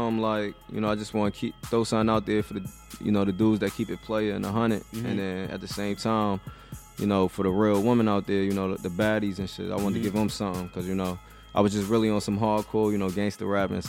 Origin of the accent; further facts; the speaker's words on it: Jersey City, New Jersey, United States; I'm from Jersey City. Jersey City, we definitely in the building. I come from like the Midtown area, Monticello Avenue.